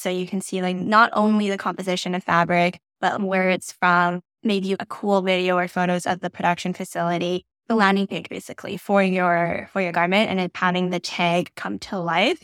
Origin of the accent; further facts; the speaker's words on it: Canada; I'm not American, I'm Canadian